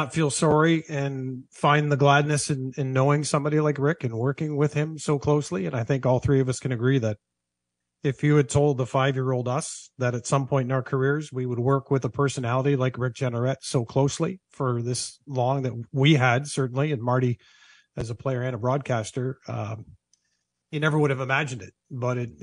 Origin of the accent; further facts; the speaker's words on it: Southern Ontario, Canada; growing up in Southern Ontario